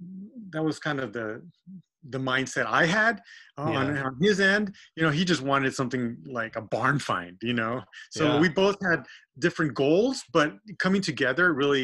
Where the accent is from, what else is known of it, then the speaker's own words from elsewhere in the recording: Texas, United States; now in California, United States; I grew up in Texas and there's no rust.